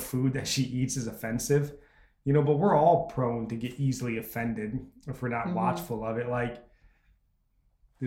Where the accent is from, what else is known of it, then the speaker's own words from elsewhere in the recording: United States; as an American